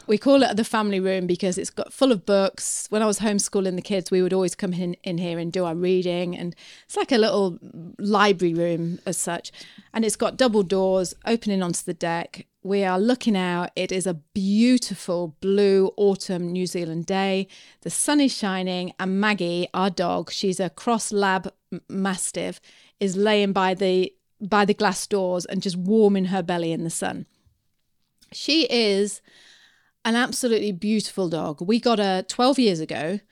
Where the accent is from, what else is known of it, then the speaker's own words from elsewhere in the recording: United Kingdom; I'm British